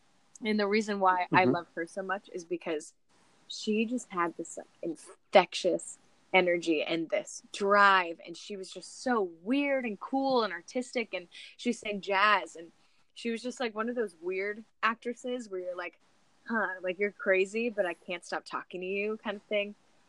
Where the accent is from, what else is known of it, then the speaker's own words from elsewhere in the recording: Sacramento, California, United States; also born or lived in Nevada; Yeah, well, I was born and raised in Sacramento, California, for 11 years.